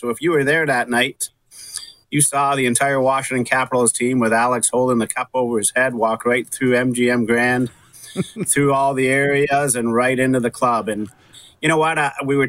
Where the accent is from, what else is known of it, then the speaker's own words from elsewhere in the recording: Russia; there was people from my hometown in Russia